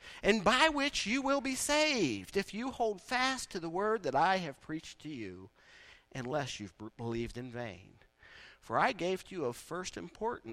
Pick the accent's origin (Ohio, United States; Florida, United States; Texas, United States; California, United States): Ohio, United States; East Liverpool; I grew up in East Liverpool